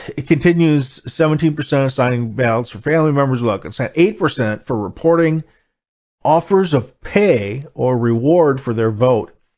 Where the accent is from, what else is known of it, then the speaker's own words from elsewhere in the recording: Wisconsin, United States; my home state here, Wisconsin